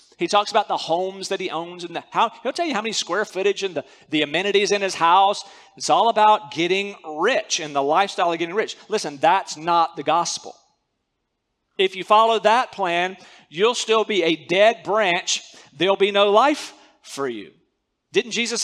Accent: North Carolina, United States; moved away as an adult; also born or lived in Central Asia; I grew up in North Carolina.

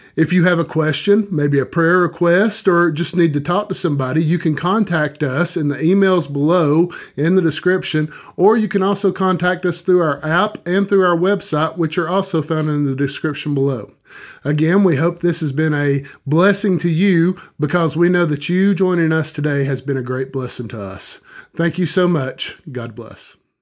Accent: hometown near Lake Nottely, Georgia, United States; born or raised there

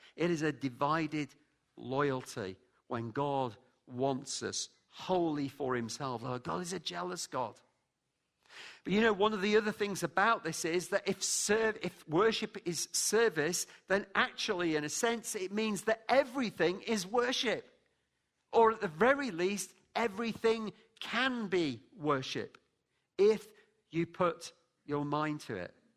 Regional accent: Lancashire, North West England, United Kingdom; also born or lived in London, United Kingdom; now in Scotland, United Kingdom; I'm from Lancashire.

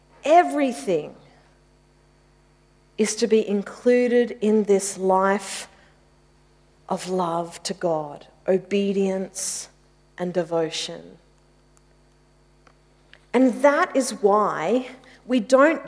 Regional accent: Mitcham, Victoria, Australia; I grew up in Mitcham

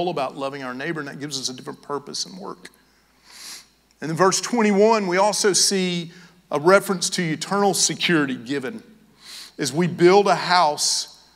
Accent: Knoxville, Tennessee, United States; now in Georgia, United States; I'm from Knoxville, Tennessee

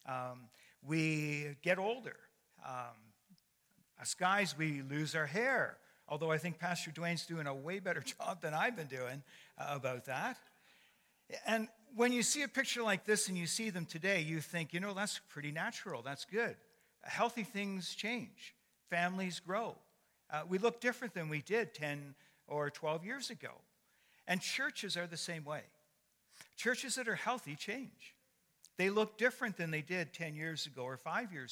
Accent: Canada; I'm a Canadian by birth and a Christian by choice

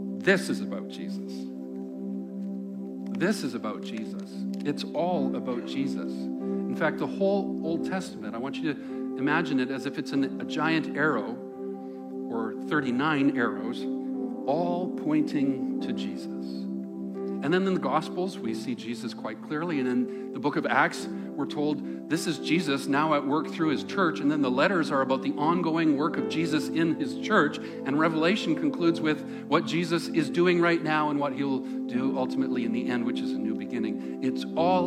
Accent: Langley, British Columbia, Canada; where I grew up in the Lower Mainland

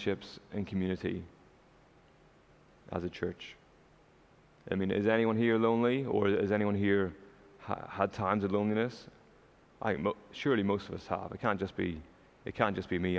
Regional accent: Northern Ireland, United Kingdom; now in Canada; I'm not from Canada, you might have figured that out already. I'm from Northern Ireland

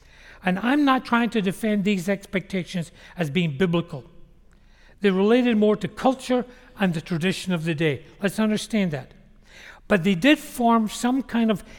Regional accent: Glasgow, Scotland, United Kingdom; When I was a young Christian growing up in Glasgow

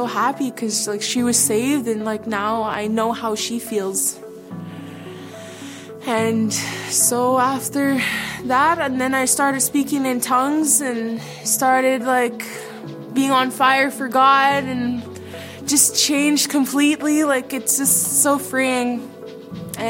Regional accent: Dauphin, Manitoba, Canada; now in Brandon, Canada; I was born and raised in Dauphin, Manitoba.

